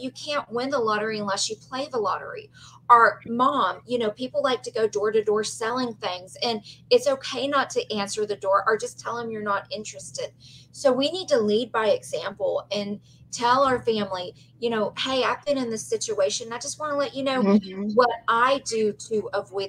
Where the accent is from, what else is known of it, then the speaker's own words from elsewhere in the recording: Belmont, Texas, United States; I grew up in Belmont, Texas